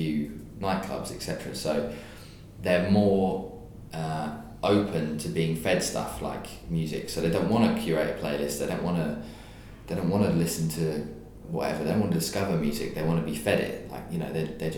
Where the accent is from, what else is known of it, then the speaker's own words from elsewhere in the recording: King's Lynn, East of England, United Kingdom; moved away; also born or lived in Hertfordshire; Norfolk's a county, I'm from King's Lynn. Born and bred.